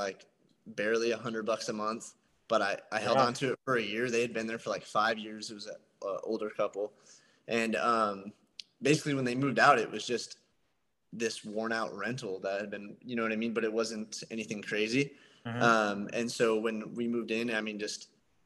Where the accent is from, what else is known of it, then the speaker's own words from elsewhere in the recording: Sierra Vista, Arizona, United States; my hometown of Sierra Vista.